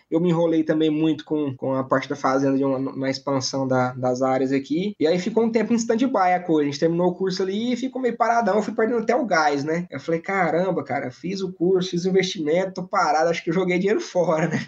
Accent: southern Tocantins, Brazil; also born or lived in São Paulo state; sou paulista, mas hoje estou sediado aqui no sul do Tocantins. Minha família veio para cá logo eu ainda era pequeno

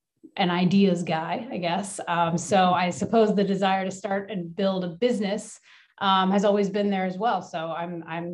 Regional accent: Flourtown, Pennsylvania, United States; I am from the Philadelphia area. I grew up in a place called Flower Town, which is like the baking flour, just north of Philadelphia

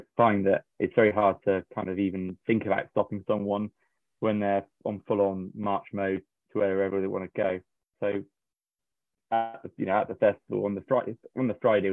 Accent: Somerset, South West England, United Kingdom; I'm from Somerset

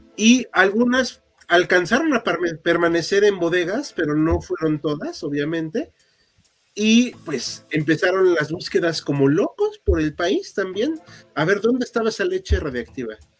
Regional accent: Mexico City, Mexico; somos aquí habitantes de la Ciudad de México

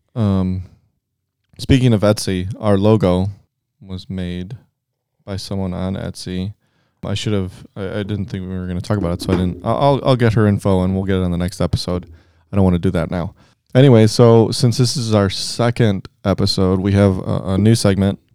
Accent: Cleveland, Ohio, United States; We're from Cleveland

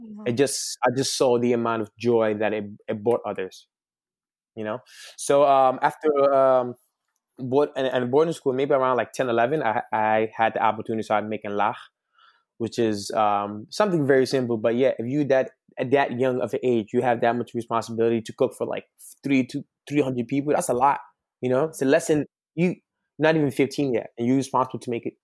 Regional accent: Senegal; born or raised there; moved away; also born or lived in Harlem, New York, United States

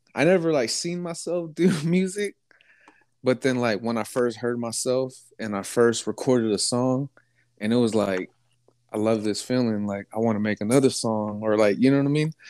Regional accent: Lake County, California, United States; also born or lived in Bay Area, California; I'm from Lake County.

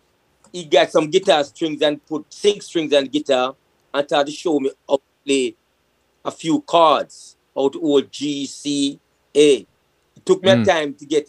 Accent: Kingston, Jamaica; also born or lived in Trenchtown / Spanish Town Road, Kingston; I grew up in Greenwich Farm

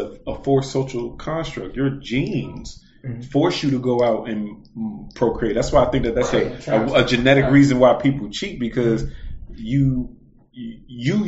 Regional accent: United States; I grew up as an American

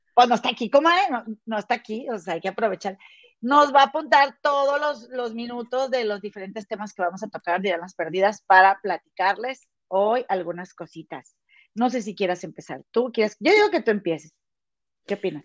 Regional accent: Monterrey, Nuevo León, Mexico; moved away; somos de Monterrey

